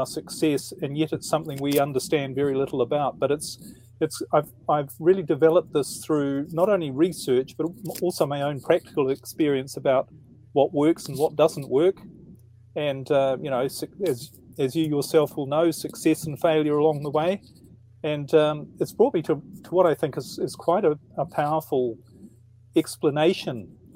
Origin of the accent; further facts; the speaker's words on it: New Zealand; now in Netherlands; I'm in the Netherlands at the moment, but originally I'm from New Zealand.